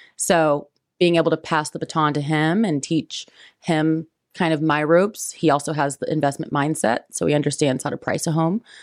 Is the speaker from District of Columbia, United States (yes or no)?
no; Richmond, Indiana, United States; also born or lived in Fountain City, Indiana; now in Indianapolis, United States; I grew up, I was in, um, Fountain City, Indiana, my till I was about eight, and then, uh, graduated from Richmond High School